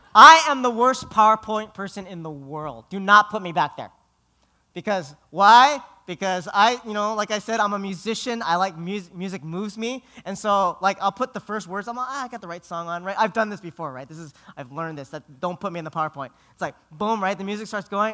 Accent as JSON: {"language": "English", "country": "Philippines", "said": "I'm Filipino."}